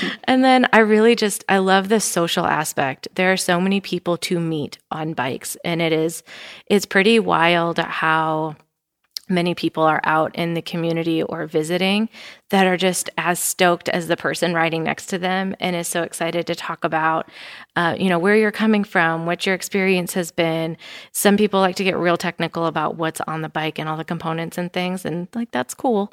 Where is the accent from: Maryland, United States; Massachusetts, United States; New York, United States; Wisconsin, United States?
Wisconsin, United States; now in Bentonville, United States; I am from Wisconsin